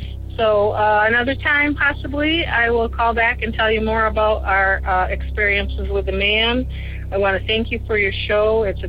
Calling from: Michigan, United States; I'm calling from Michigan.

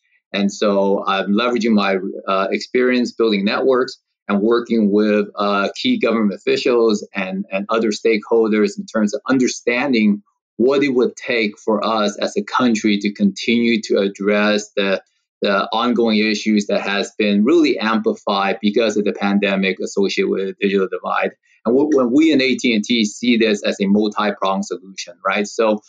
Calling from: Rancho Palos Verdes, California, United States; I am actually in the LA area. So I am based out of the El Segundo campus for AT&T, and I'm actually currently at my home in Rancho Palos Verdes

